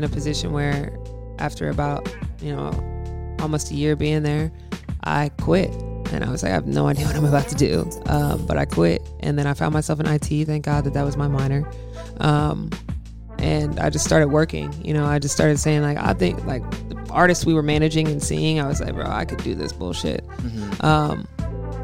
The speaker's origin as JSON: {"language": "English", "town": "Kennesaw", "region": "Georgia", "country": "United States", "said": "That's Kennesaw, Georgia"}